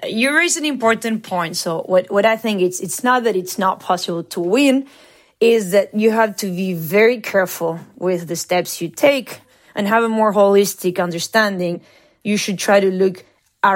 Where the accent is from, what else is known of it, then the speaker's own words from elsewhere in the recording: Argentina; moved away; I'm from Argentina